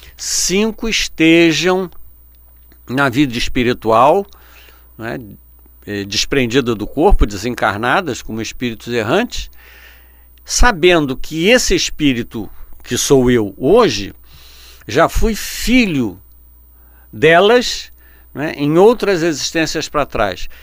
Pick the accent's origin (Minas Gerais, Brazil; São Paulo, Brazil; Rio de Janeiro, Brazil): Rio de Janeiro, Brazil; eu nasci aqui no Rio de Janeiro